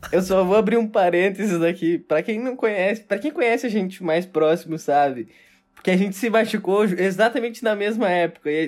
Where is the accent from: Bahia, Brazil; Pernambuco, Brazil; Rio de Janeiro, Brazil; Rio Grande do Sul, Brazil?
Rio Grande do Sul, Brazil; Porto Alegre; A gente é gaúcho, né? A gente é lá de Porto, né, tchê?